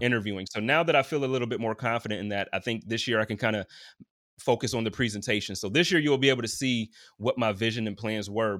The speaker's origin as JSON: {"language": "English", "town": "Buffalo", "region": "New York", "country": "United States", "tie": "born or raised there", "moved": "as an adult", "lives_now": "Indianapolis, United States", "said": "growing up in Buffalo"}